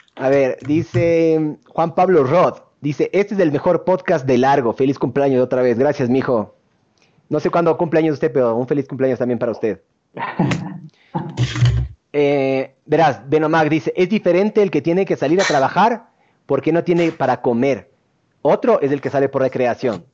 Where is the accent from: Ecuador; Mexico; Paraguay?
Ecuador; also born or lived in Argentina; somos ecuatorianos